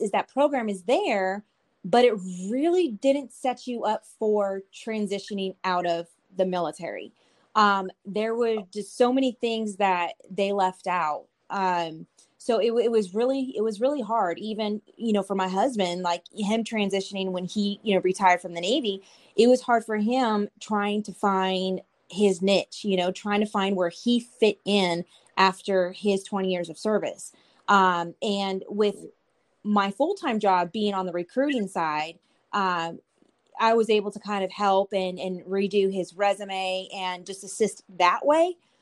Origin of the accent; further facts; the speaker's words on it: California, United States; moved away as an adult; now in Killeen, United States; I'm from California